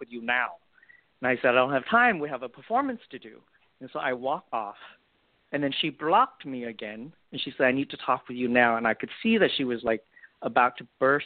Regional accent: Vietnam; now in United States; growing up in Vietnam and born and raised in the middle of a war and escape on a boat

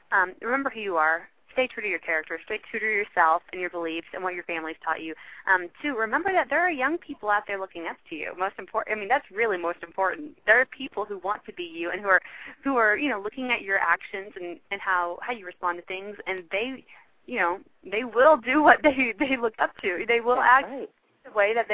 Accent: Texas, United States; I'm a girl from Texas

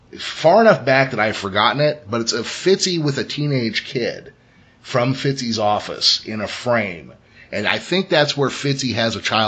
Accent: California, United States; in California, you know, we say process.

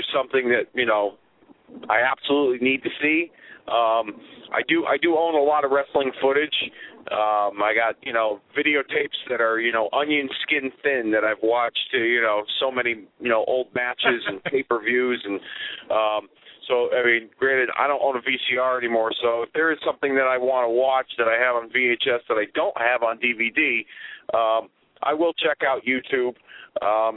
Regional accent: Connecticut, United States; my home state of Connecticut

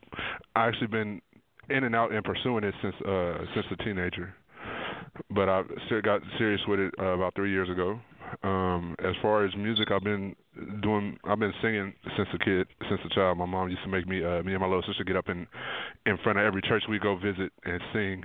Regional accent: Las Vegas, Nevada, United States; I'm from Las Vegas

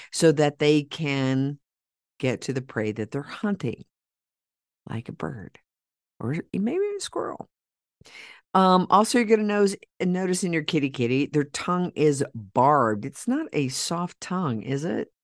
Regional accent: Oklahoma, United States; in Oklahoma, my hometown

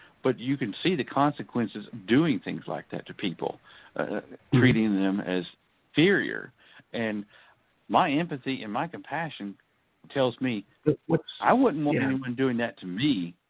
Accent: United States; I was born, white. I was born male. I'm heterosexual. I'm American and middle class.

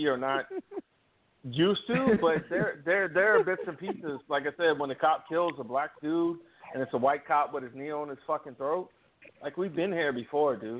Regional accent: Virginia, United States; moved away as an adult; now in Iowa, United States; I live in Iowa in 2020, and I've lived here since 2018, but I grew up in Virginia

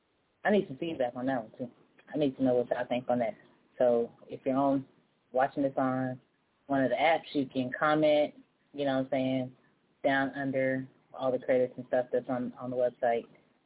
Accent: California, United States; now in Texas, United States; Boy, I'm coming from California to here. Yeah, been here since 96 and I still can't get used to it.

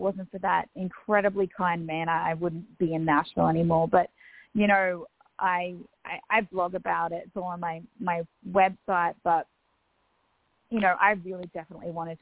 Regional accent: Australia; accent: Australian Bogan; also born or lived in Louisville, Kentucky; a sweet little Aussie redneck

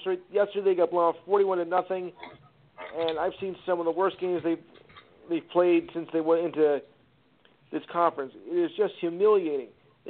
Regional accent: New Jersey, United States; as much as I am from Jersey

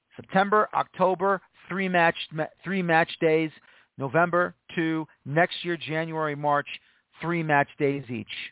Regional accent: United States

